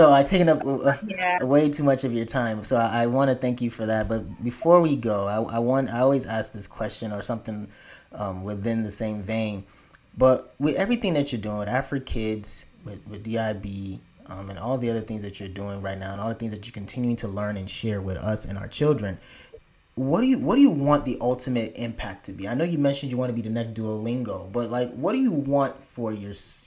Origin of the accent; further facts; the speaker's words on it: Nigeria; I'm a Nigerian